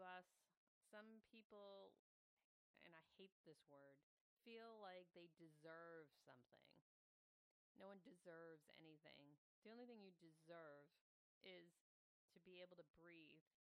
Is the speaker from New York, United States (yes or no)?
no; Waltham, Massachusetts, United States; my hometown of Waltham, Massachusetts